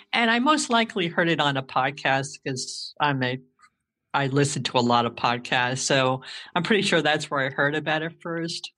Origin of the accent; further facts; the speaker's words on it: New Jersey, United States; moved away as an adult; now in Indiana, United States; I was born and raised in New Jersey.